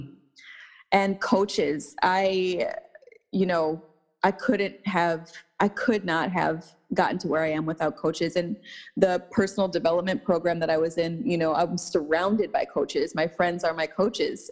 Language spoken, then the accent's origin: English; St. Paul, Minnesota, United States; now in Los Angeles, United States; I was born and raised in Minnesota, um, in St. Paul